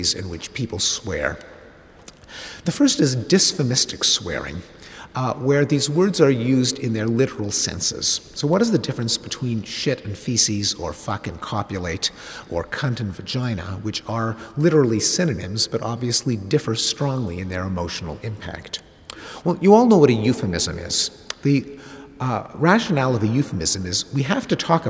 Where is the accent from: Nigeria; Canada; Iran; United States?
Canada; Quebec; I grew up in Quebec, which at the time was a traditional Catholic society